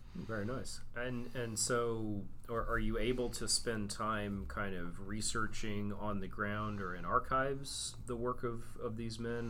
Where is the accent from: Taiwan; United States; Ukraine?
United States; Texas; I, am a native Texan